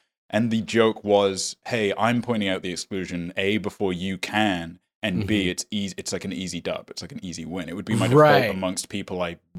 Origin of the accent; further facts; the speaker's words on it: United States; it was even more insincere and artificial because I grew up in America.